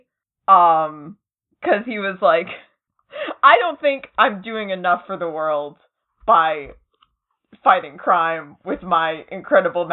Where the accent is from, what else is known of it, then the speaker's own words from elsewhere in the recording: near Salem, Massachusetts, United States; I'm not from Salem, but I'm, like, I'm close to Salem